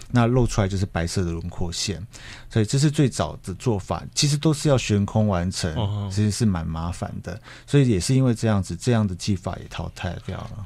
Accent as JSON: {"language": "Chinese", "country": "Taiwan", "said": "我们台湾人"}